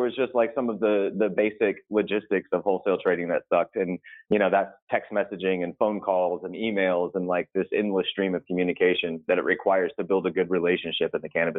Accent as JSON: {"language": "English", "region": "Texas", "country": "United States", "tie": "born or raised there", "said": "I grew up in Texas"}